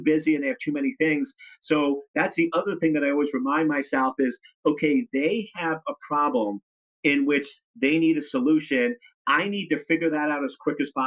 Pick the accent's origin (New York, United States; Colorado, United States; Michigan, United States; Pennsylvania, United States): New York, United States; I'm from New York